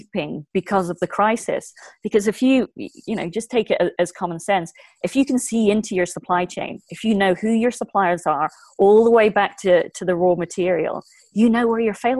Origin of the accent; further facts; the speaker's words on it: Ireland; we're on the edge of Europe. We're English speaking